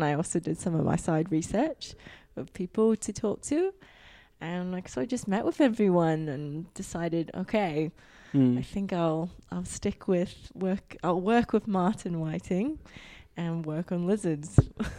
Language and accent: English; Hong Kong; I'm originally from Hong Kong, and it doesn't mean anything in that language, and it doesn't mean anything really.